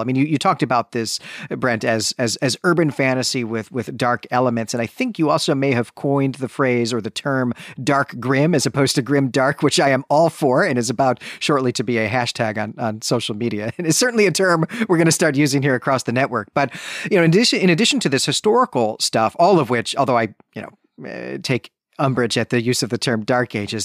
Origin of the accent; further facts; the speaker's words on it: Chicago, Illinois, United States; growing up in Chicagoland in the nineteen nineties